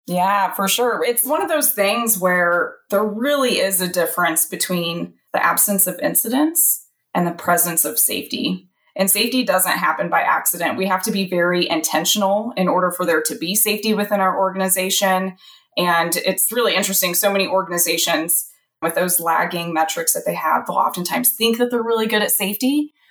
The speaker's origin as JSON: {"language": "English", "region": "central Illinois", "country": "United States", "tie": "born or raised there", "also_born_or_lived": "Alabama", "said": "I'm in central Illinois, which is actually where I grew up"}